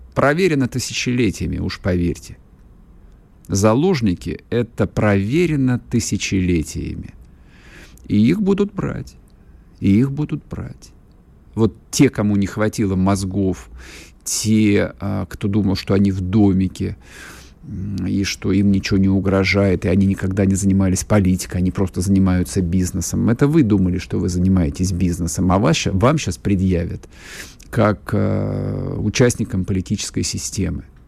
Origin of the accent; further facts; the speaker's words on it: Russia; Я всю жизнь тут живу